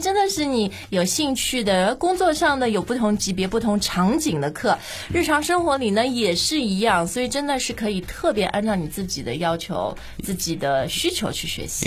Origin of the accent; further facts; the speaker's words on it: China; 我们中国人现在这种 parenting